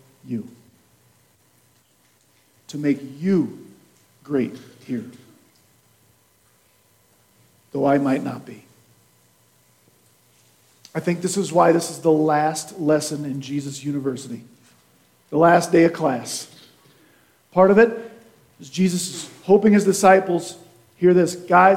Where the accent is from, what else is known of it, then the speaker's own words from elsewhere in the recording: Kansas, United States; now in Nebraska, United States; I'm from Kansas.